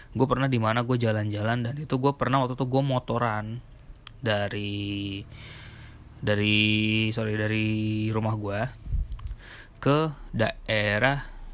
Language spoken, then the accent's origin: Indonesian; Jakarta, Indonesia; moved away; also born or lived in Surabaya; gua tinggal di Surabaya selama enam tahun. dari gua, gua lahir di Jakarta, cuma setelah itu gua di Surabaya